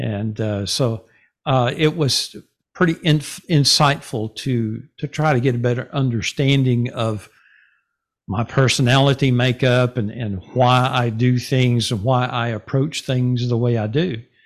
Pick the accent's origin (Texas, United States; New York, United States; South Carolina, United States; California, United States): Texas, United States; Denison; moved away as an adult; also born or lived in Garland, Texas / Wylie, Texas / Rockwall, Texas; now in Sachse, United States; I grew up in Denison